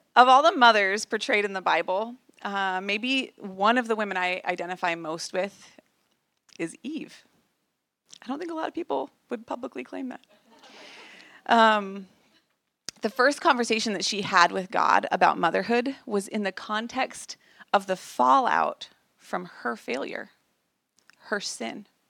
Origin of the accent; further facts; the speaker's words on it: Idaho Falls, Idaho, United States; moved away as an adult; We had just moved back to my hometown after Zach had finished his time in the military, and we moved back to Idaho Falls